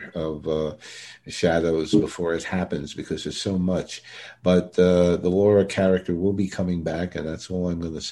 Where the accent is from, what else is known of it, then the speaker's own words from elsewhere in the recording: New York City, New York, United States; Brooklyn, my hometown.